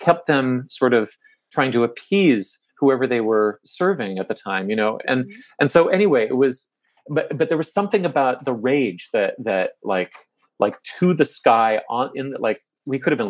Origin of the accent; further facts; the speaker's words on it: Toronto, Ontario, Canada; I grew up here in Toronto and middle-class background